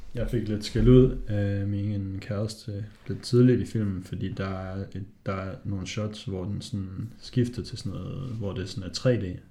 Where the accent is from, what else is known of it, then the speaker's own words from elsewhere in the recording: Hobro, North Denmark Region, Denmark; Jeg er fra Hobro